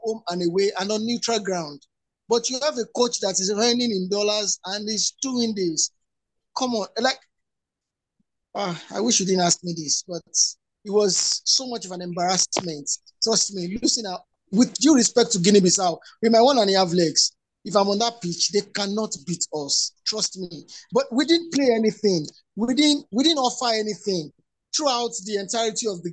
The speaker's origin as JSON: {"language": "English", "country": "Nigeria", "said": "I didn't feel like being a Nigerian"}